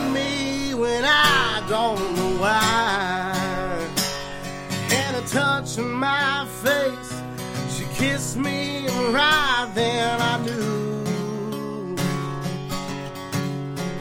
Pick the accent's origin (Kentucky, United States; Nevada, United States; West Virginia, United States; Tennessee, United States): Kentucky, United States; Belfry; also born or lived in Martin County, Kentucky / Blackberry, Kentucky; I'm from Martin County, Kentucky, originally from Belfry, Kentucky